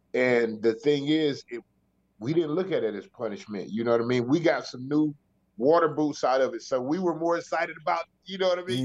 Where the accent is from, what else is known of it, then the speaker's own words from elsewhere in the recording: the South, United States; it's rough growing up in the South